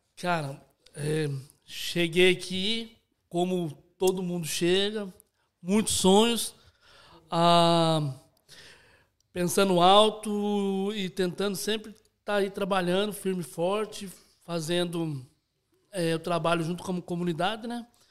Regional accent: Itapetininga, São Paulo, Brazil; Sou de Itapetininga, interior de São Paulo

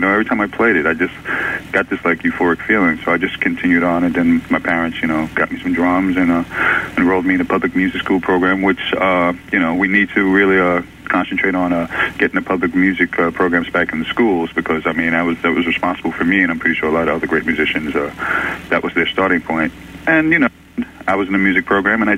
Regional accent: New York City, New York, United States; I grew up in the Bronx

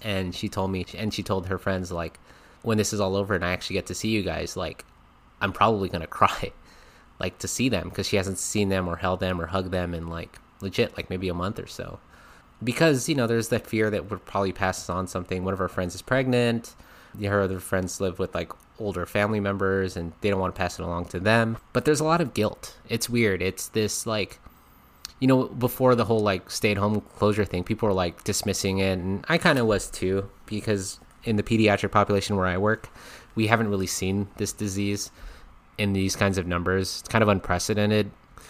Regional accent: Philippines; I am a Filipino male.

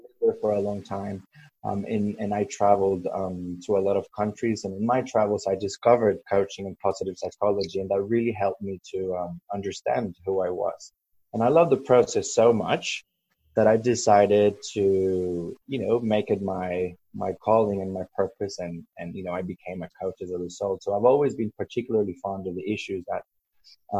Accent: El Salvador; now in Sydney, Australia; I grew up in El Salvador, which is a very small Central American country. I now live in Sydney, Australia

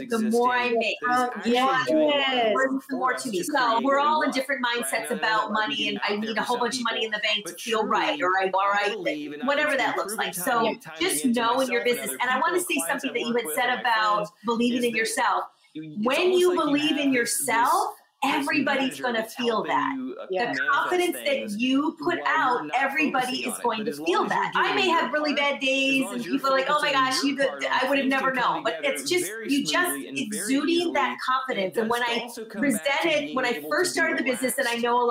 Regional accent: Michigan, United States; also born or lived in Los Angeles, United States; now in New York, United States; I'm originally from Michigan and I lived in LA for 17 years

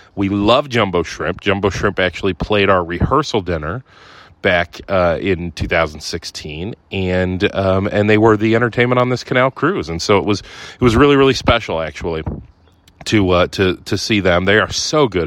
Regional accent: Ohio, United States; moved away; also born or lived in Sardinia; I'm from Ohio, man. I'm an Ohio guy

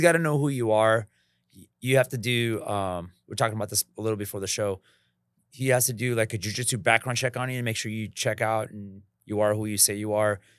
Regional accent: Los Angeles, California, United States; also born or lived in Redondo Beach / Santa Clarita; I grew up here in L A, um, in East Los Angeles

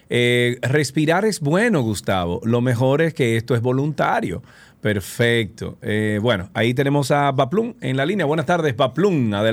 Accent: Córdoba, Argentina; Córdoba, de Argentina. De Córdoba.

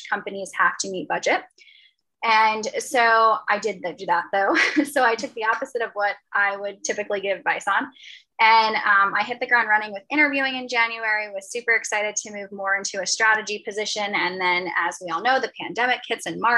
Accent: a county right outside New York City, United States; I'm from a county right outside the city

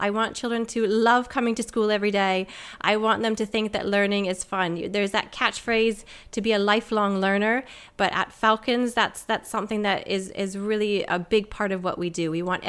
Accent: Canada; moved away as an adult; also born or lived in United States; now in United Kingdom; So I'm Canadian-American. I moved over to the UK 10 years ago

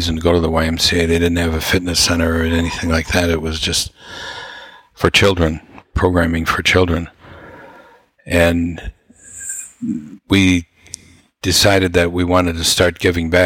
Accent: Wausau, Wisconsin, United States; we came from an average family in Wausau, Wisconsin

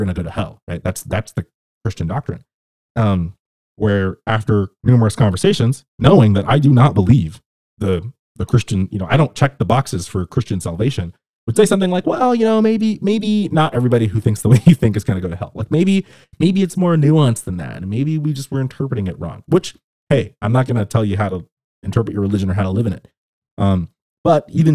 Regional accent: Southern California, United States; where I grew up in Southern California

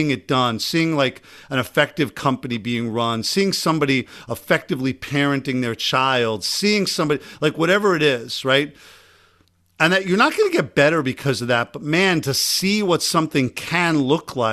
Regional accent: Long Island, New York, United States; accent: Long Island; My Long Island accent just came out

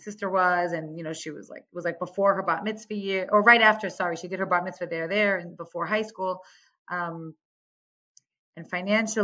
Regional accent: New York, United States; moved away as an adult; also born or lived in Staten Island / Five Towns, Long Island; now in Efrat, Israel; I grew up in New York. I am the oldest

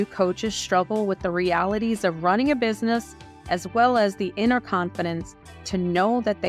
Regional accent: United States; And I'm American.

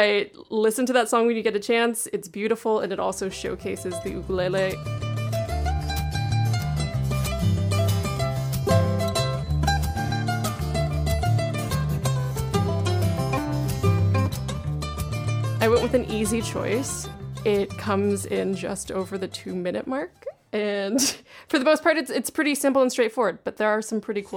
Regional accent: Hawaii, United States; I was born in Hawaii, so a lot of the music I grew up around was Hawaiian music

